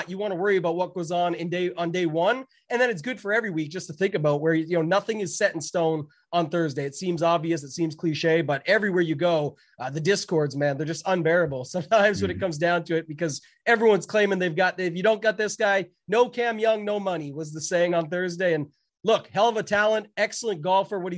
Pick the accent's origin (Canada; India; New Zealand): Canada; I'm Canadian